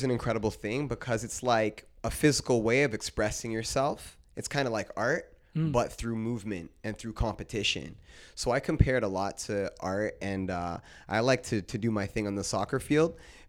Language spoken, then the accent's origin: English; Brantford, Ontario, Canada; And then I would say, Brantford. they would laugh. They would say, no way. They're like, you're this good. You're from Brantford?